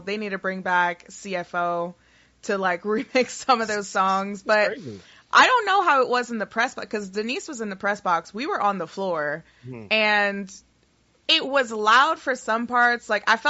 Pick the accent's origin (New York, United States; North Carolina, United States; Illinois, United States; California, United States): New York, United States; I'm from New York.